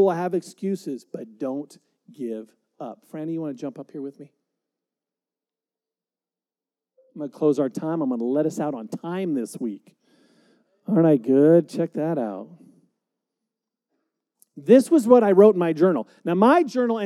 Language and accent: English; United States; I love being an American. I'm so glad to be here in America